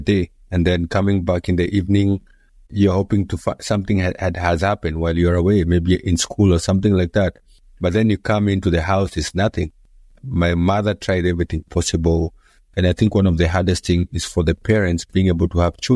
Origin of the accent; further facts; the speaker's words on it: Nairobi, Kenya; born and raised in Nairobi, Kenya, in a place called Mathare